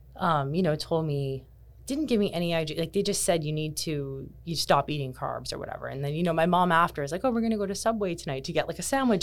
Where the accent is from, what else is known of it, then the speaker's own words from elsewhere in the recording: Kitchener, Ontario, Canada; moved away as an adult; now in Bermuda; I was born and raised in Canada, in, um, Kitchener, Ontario